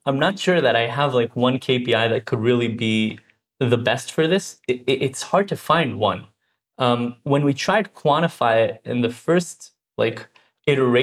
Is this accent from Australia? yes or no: no; Herzliya, Tel Aviv District, Israel; Born and raised in Israel, grew up in Herzliya, but actually in the nearby kibbutz, Glilia